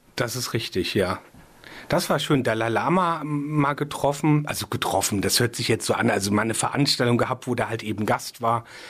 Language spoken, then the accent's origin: German; Rheinhessen, Rhineland-Palatinate, Germany; ich bin sehr rein Hessen verbunden. Da ist, hier ist schon so auch meine Heimat